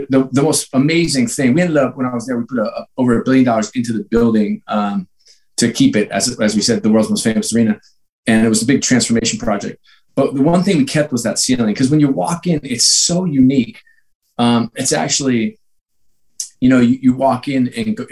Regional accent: New York, United States; I grew up in New York

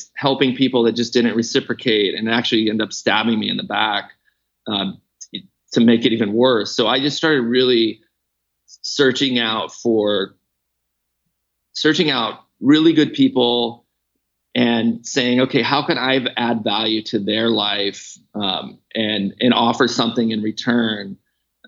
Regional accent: Canada; now in Lake Tahoe, United States; I grew up skiing when I was born in Canada.

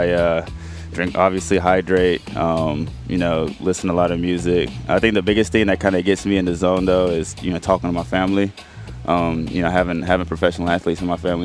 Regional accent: East Coast, United States; moved away; I was raised on the East Coast

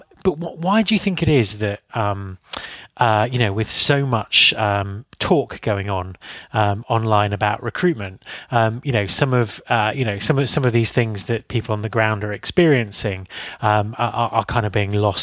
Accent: United Kingdom; being British

